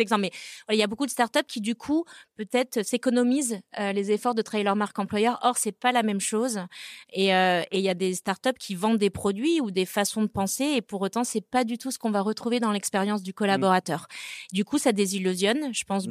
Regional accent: Brittany, France; moved away; also born or lived in Rennes; Je suis bretonne

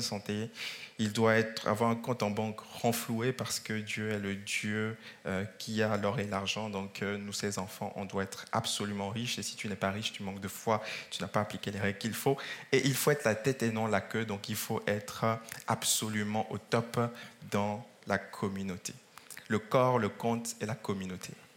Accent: France; dans notre pays de France

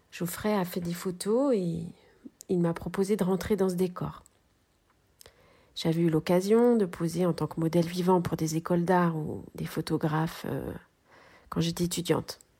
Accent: Cholet, Pays de la Loire, France; born there; now in Clisson, France; je suis née à Cholet. J'habite à Clisson depuis 19 ans et je suis artiste textile.

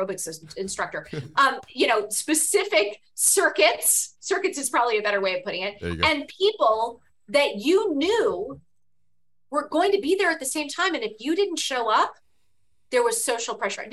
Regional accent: Cupertino, California, United States; I grew up in Cupertino, California, the daughter of a high school history

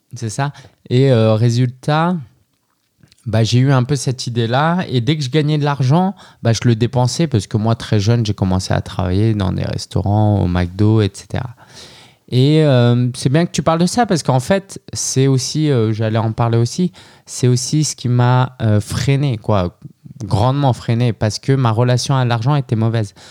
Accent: France; moved away as an adult; also born or lived in Shanghai, China; je suis né en France de parents chinois

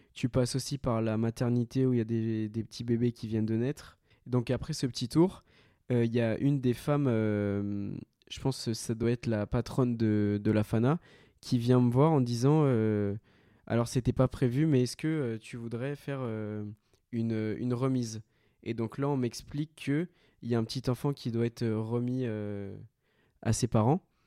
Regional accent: France; also born or lived in Colombia; je suis français et une autre nationalité

